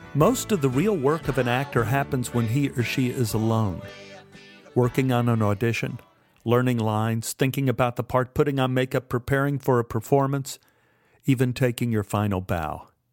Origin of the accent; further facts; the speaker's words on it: Dallas, Texas, United States; moved away as an adult; I was from Dallas